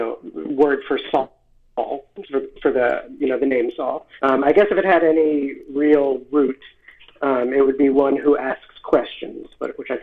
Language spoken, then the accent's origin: English; Philadelphia, Pennsylvania, United States; also born or lived in Seattle, Washington; I was born in Seattle, lived there till I was six, and then I grew up in Philadelphia after